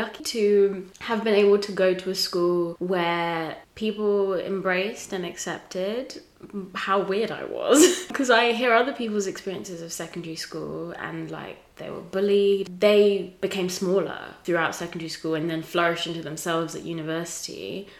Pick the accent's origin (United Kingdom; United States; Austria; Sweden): United Kingdom; England; also born or lived in Tanzania; So I was born in Tanzania. I moved when I was 5 to a small town in England, so random.